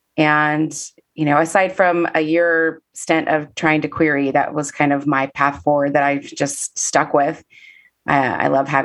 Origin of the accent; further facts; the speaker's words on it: Kansas City, Missouri, United States; now in Nashville, United States; Yeah, I am originally from Kansas City, Missouri. Moved to Nashville in 2005. Well, technically December 31st, 2004.